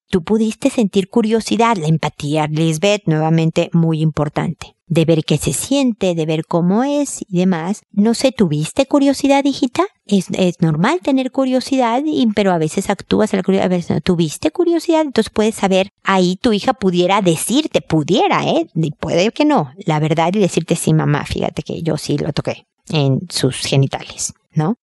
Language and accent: Spanish; Mexico; now in Chile; yo soy mexicana